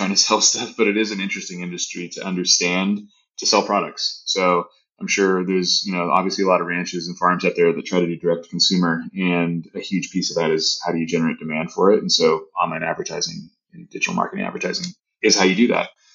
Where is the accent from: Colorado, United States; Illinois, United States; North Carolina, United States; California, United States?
California, United States; Southern; moved away as an adult; also born or lived in Boston / New York City; I grew up in Southern California